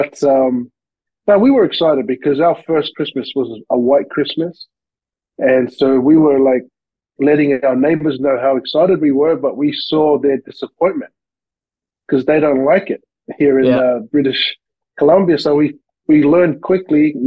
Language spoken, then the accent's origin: English; Sydney, New South Wales, Australia; accent: Aussie; moved away as an adult; also born or lived in Lower Hutt, Wellington, New Zealand / Bankstown / Mount Druitt; now in Vancouver, Canada; I was born in New Zealand, in Wellington, a small little place called Lower Hutt. And I left there when I was four and then moved to Sydney, Australia. And that's where I grew up most of my life, was in Sydney, Australia